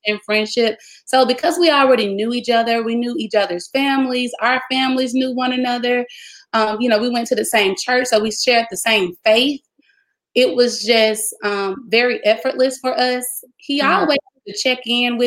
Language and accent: English; Grenada, Mississippi, United States; I'm actually from Grenada, Mississippi, my hometown, born and raised